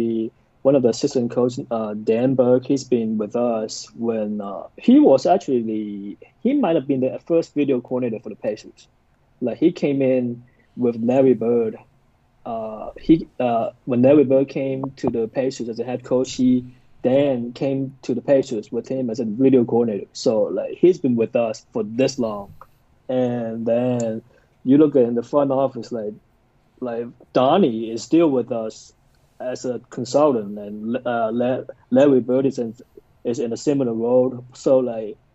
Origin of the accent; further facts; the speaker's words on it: Hong Kong; moved away as an adult; now in Indiana, United States; growing up in Hong Kong, you really didn't have that many options